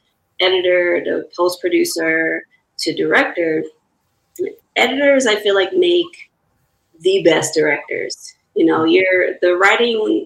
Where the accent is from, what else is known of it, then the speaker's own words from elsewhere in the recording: Chicago, Illinois, United States; moved away as an adult; also born or lived in Brooklyn, New York; Born and raised in Chicago and college in Chicago